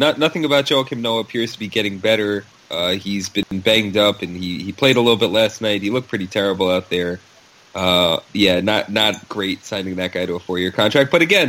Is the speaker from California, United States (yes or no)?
no; New York, United States; my hometown New York Knicks